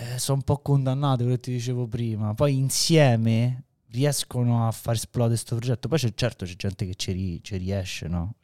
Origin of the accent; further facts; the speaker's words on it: Rome, Lazio, Italy; noi veniamo da Roma